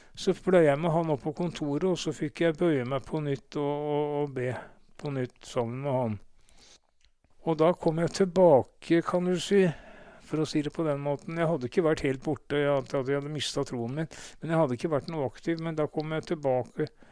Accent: Oslo, Norway; jeg ble født, født, i Oslo på, og bodde de første leveårene mine på Majorstua

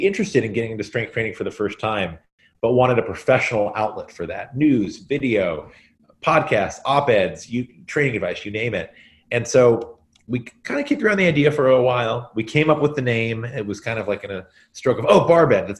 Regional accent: Central Kentucky, United States; also born or lived in Brooklyn, New York; now in New York City, United States; I was born and raised in Kentucky, Central Kentucky to be specific.

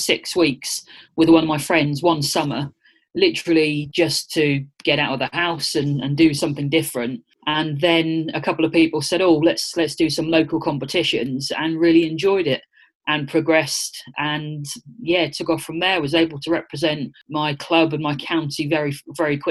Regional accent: Norwich, East of England, United Kingdom; I was born and brought up in Norwich in Norfolk and spent most of my sort of younger years there

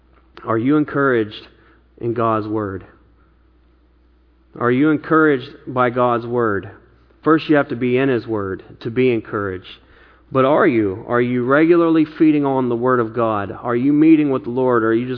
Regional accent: the Bible Belt, United States; now in Bay Area, United States; You know, I came from the Bible Belt where just about everybody claimed to be a Christian

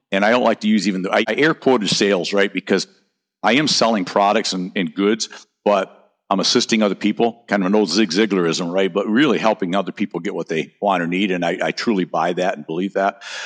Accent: North Country, United States; now in Naples, Florida, United States; I grew up in the North Country

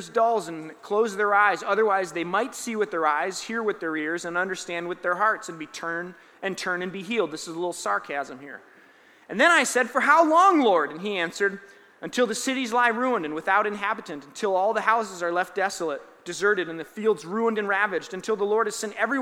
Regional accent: Roseville, United States; I grew up in a church, Grace Church in Roseville, Evangelical Free Church

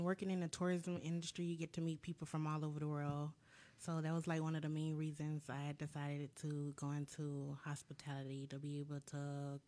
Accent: Jacksonville, Florida, United States; now in Orlando, United States; I'm from Jacksonville, Florida, originally.

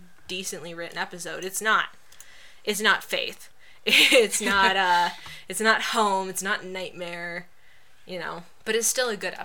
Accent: Utah, United States; I grew up in Utah

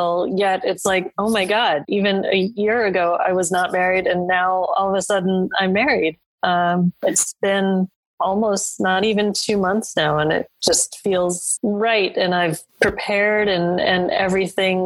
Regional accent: New York, United States; I'm being from New York myself

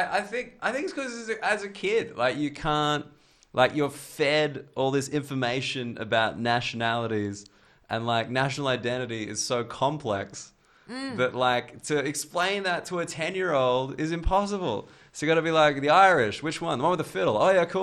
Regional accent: Australia; I think I get a little outsider boost being Australian.

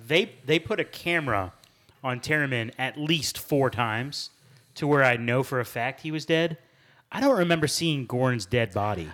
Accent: United States; as an American

